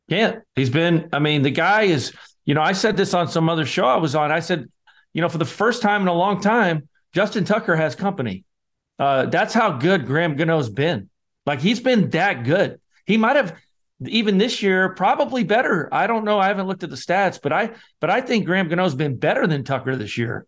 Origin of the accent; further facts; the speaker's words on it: Scotland, United Kingdom; I'm the Scotsman